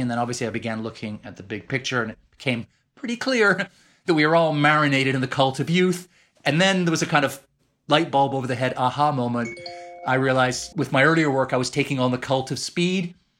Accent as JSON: {"language": "English", "town": "Edmonton", "region": "Alberta", "country": "Canada", "tie": "born or raised there", "accent": "Canadian", "moved": "as an adult", "lives_now": "London, United Kingdom", "said": "I sound just like I did growing up in Edmonton, Alberta."}